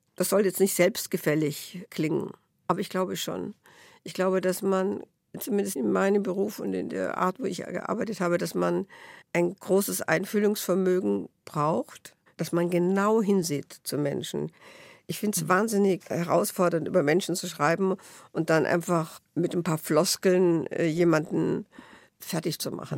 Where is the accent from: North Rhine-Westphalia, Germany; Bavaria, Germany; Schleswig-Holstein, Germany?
Bavaria, Germany; Tutzing; also born or lived in Netherlands / Bernried / Vienna; Ich bin in Tutzing und Benried aufgewachsen